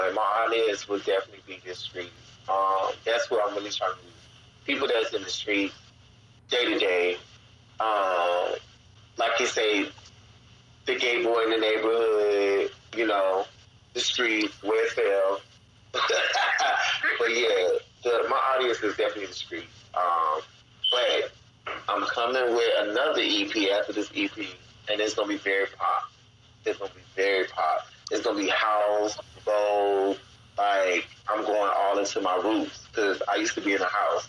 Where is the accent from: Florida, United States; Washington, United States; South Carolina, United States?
South Carolina, United States; Gaston; also born or lived in Columbia, South Carolina; Actually, Gaston, South Carolina.